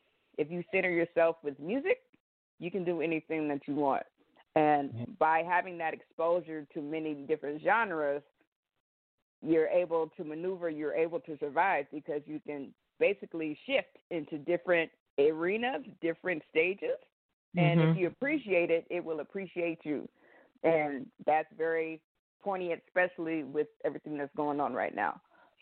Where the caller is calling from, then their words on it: Portland, Oregon, United States; I am calling from Portland, Oregon.